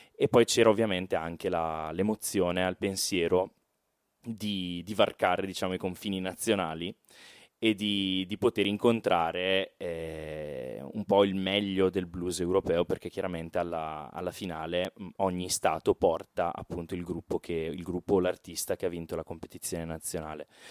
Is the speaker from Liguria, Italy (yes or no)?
no; Brescia, Lombardy, Italy; accent: Brescian; noi veniamo da Brescia, come forse si sente anche dall'accento